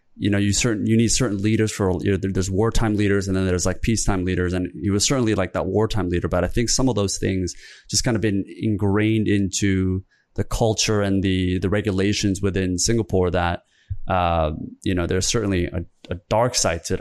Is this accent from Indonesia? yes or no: no; Canada; also born or lived in South Korea; I grew up in Korea. I was born in Korea until I was seven, moved to Canada